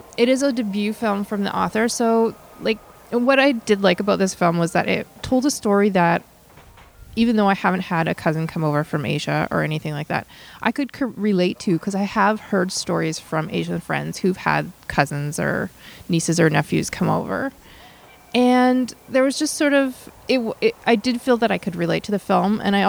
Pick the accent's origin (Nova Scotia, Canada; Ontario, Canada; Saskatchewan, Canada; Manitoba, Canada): Saskatchewan, Canada; Saskatoon; now in Edmonton, Canada; I grew up in Saskatoon